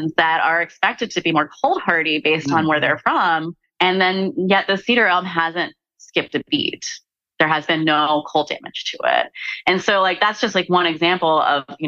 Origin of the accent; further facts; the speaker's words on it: North Carolina, United States; I'm from North Carolina.